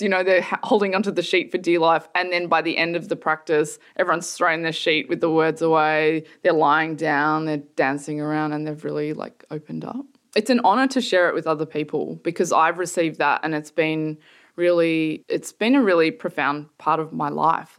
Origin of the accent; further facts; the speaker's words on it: Sydney, New South Wales, Australia; moved away as an adult; also born or lived in Melbourne; now in London, United Kingdom; I grew up in Sydney, in a fairly nice suburb.